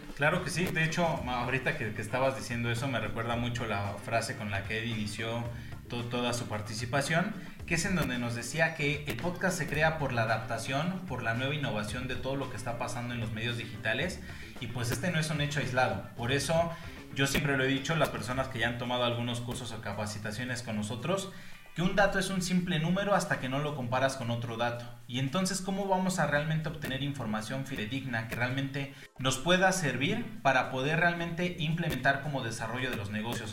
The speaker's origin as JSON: {"language": "Spanish", "region": "Mexico City", "country": "Mexico", "tie": "born or raised there", "moved": "as an adult", "lives_now": "Pachuca, Mexico", "said": "como tal soy originario de la Ciudad de México, actualmente radico en la ciudad de Pachuca Hidalgo"}